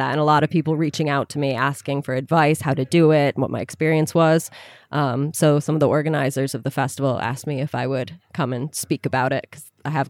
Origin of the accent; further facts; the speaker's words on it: United States; moved away; also born or lived in Sudan; I'm an American tourist.